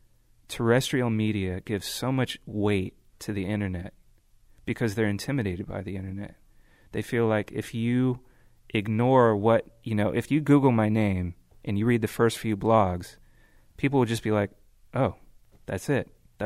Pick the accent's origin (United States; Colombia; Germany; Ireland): United States; California; growing up in the Bay Area, driving around, everybody's really excited about the hyphy movement